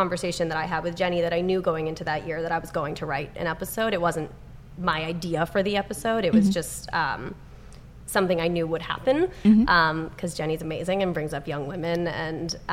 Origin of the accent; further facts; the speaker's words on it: New York, United States; moved away as an adult; now in Los Angeles, United States; I'm from New York and I didn't know many people when I moved out here